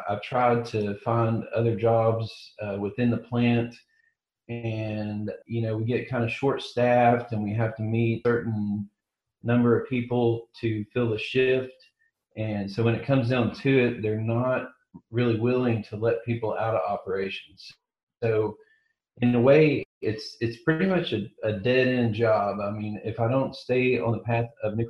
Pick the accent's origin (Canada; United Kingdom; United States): United States; Chattanooga, Tennessee; I'm from Chattanooga, Tennessee, born and bred here